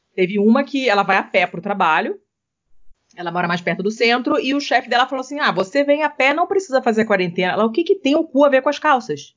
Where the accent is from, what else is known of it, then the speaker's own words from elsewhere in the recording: Rio de Janeiro, Brazil; moved away; eu sou do Rio